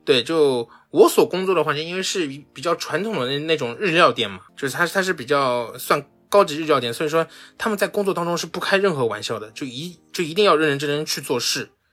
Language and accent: Chinese; China; moved away as an adult; now in Tokyo, Japan; 我是中国人